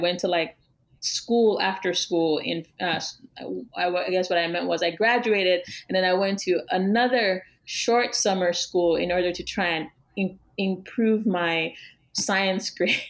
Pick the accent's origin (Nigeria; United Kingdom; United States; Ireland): Nigeria; eastern Nigeria; And so those are the artists that we were at least exposed to as African Nigerian artists when I was in school